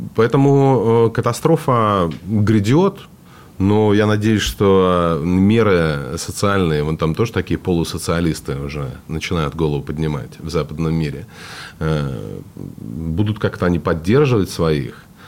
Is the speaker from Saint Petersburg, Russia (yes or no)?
no; Vladivostok, Primorsky Krai, Russia; moved away; also born or lived in United States; я же из Владивостока